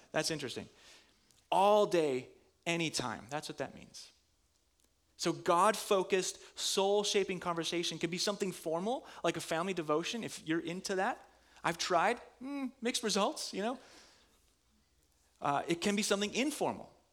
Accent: Minnesota, United States; I'm from Minnesota.

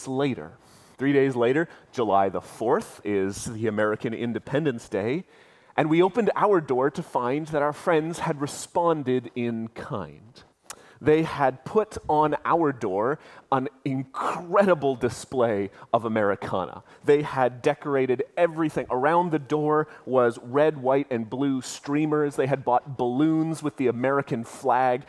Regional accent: Canada; we as Canadians

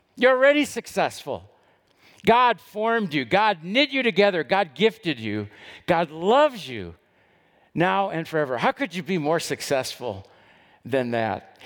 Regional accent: Dallas, Texas, United States; I grew up in West Dallas, and when I was a little kid back in the seventies

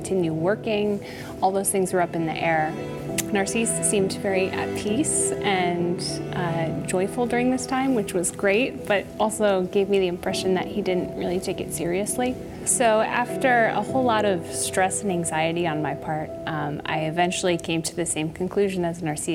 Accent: Connecticut, United States; I grew up in Connecticut

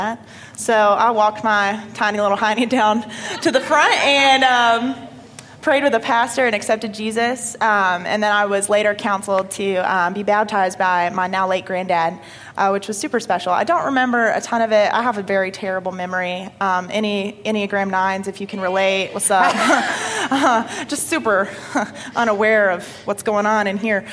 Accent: Paulding County, Georgia, United States; also born or lived in Marietta, Georgia; Moved to good old Paulding County when I was about five to start grade school

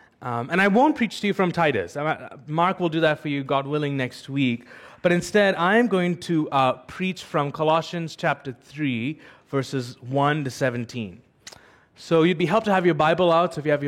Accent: United Arab Emirates; I'm an Indian, but I've actually lived in the UAE all my life. The UAE feels like it's my home.

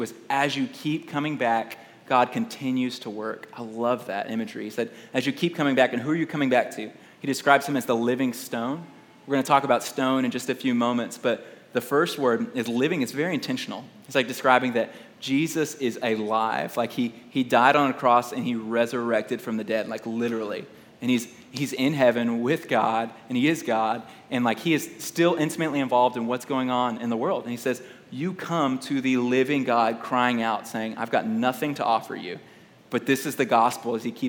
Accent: Houston, Texas, United States; Like, I grew up in Houston, Texas, and I love Mexican food.

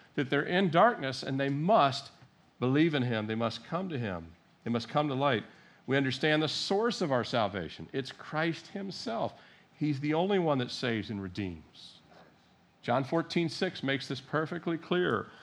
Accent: Annapolis, Maryland, United States; I was born in Annapolis, Maryland

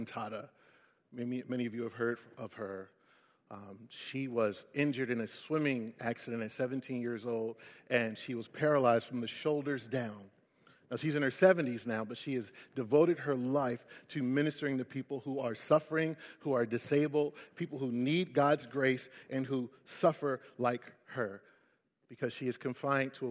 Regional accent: Philadelphia, Pennsylvania, United States; I'm from West Philly

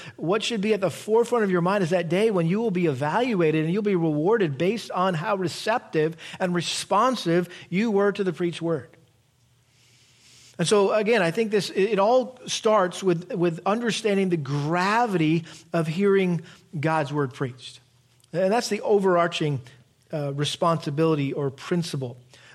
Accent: Massachusetts, United States; We grew up in Massachusetts, and we had a big garden

